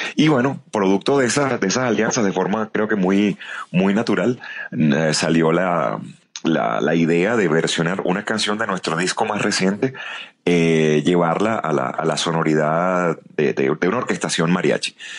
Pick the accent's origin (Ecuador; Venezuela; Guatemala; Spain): Venezuela; moved away as an adult; now in Mexico City, Mexico; cuando escuchan mi acento me preguntan, y, y, de dónde nos visita, cosa que ya es una manera muy bonita de, preguntar de, dónde soy, ¿no? Y cuando les digo de Venezuela